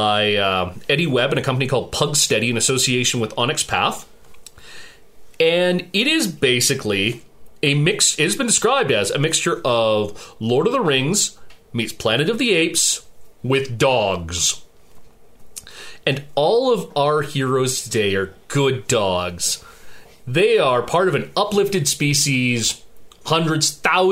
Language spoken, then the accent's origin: English; Edmonton, Alberta, Canada; my fellow Edmontonian